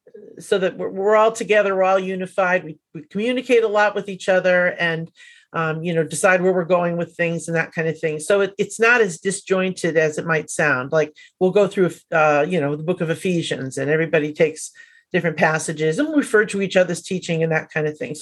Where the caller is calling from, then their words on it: Annapolis, Maryland, United States; I'm just outside of Annapolis, Maryland.